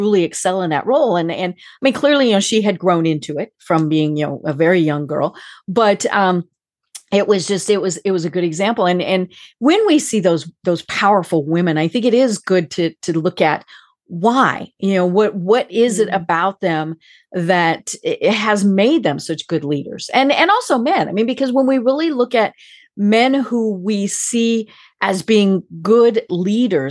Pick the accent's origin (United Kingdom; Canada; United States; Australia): United States; I'm American, I'm as American